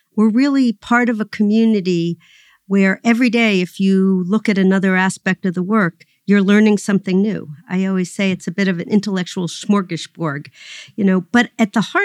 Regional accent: New York City, New York, United States; So I grew up in New York City on the Upper West Side in a middle-income housing project that was built to be an integrated community.

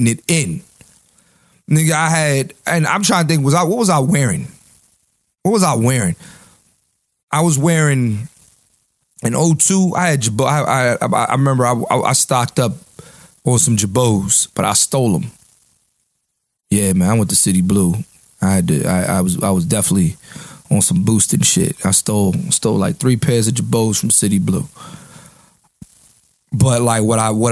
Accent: Philadelphia, Pennsylvania, United States; I'm from Uptown

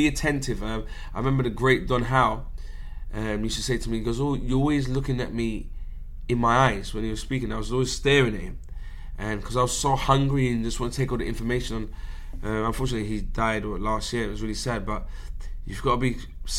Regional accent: England, United Kingdom; I'm an English guy

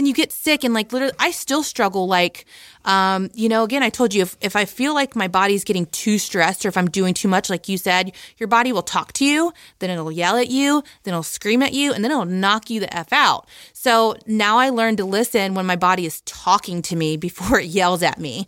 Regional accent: Midwest, United States; also born or lived in Ohio; I'm from the Midwest

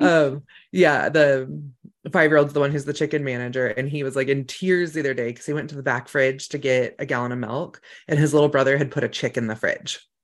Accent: Mendocino County, California, United States; that's where I grew up was in Mendocino County

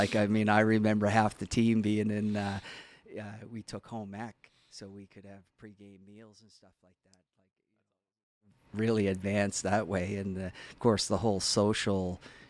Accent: Halifax, Nova Scotia, Canada; I grew up around the Dingle area, actually.

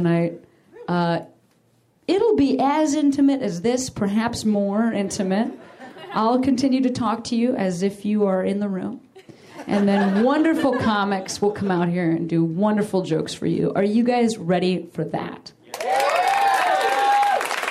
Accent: Chicago, Illinois, United States; now in Los Angeles, United States; I'm from Chicago, and I love my city a lot

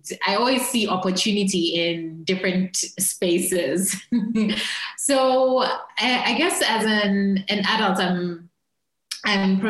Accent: Zambia; I am from Zambia, currently based in Lusaka / Kabwe

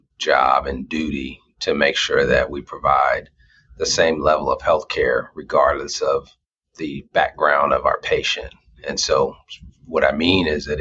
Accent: Los Angeles, California, United States; moved away as an adult; now in Des Moines, United States; I'm from California, born and raised in Los Angeles, and moved to Des Moines specifically for this opportunity

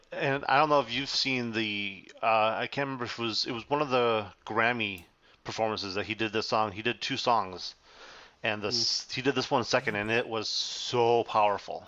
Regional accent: Chicago, Illinois, United States; I'm from Chicago

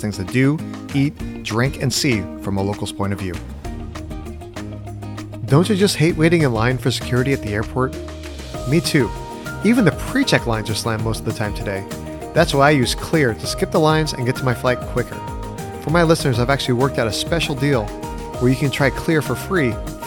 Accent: Southern California, United States; I lived in Southern California my entire life

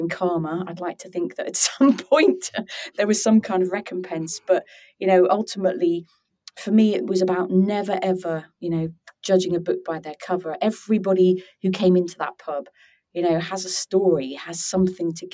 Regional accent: Norwich, East of England, United Kingdom; growing up in Norwich at the time

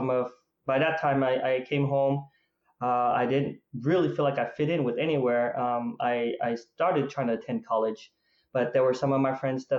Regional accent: Provo, Utah, United States; also born or lived in Vietnam; I grew up in Provo, Utah. That's where we came to the United States after we lost our country from the Vietnam War

